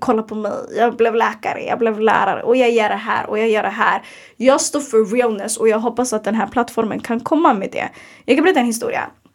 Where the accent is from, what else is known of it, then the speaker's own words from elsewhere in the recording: Sweden; vi är svenskar